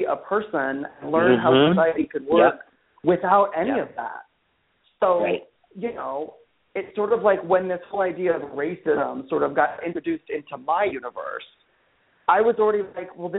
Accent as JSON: {"language": "English", "town": "Phoenix", "region": "Arizona", "country": "United States", "tie": "born or raised there", "said": "I grew up in Phoenix, Arizona, and which is a great place."}